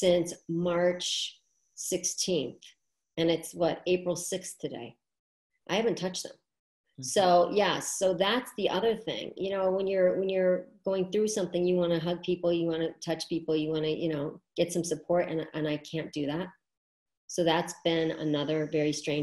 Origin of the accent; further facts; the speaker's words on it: New York City, New York, United States; I am from New York City and that's where I live.